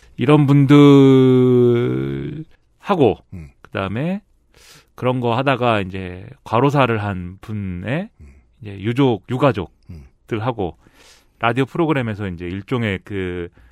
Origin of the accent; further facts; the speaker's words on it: South Korea; 한국에서 태어나지 말았어야 돼요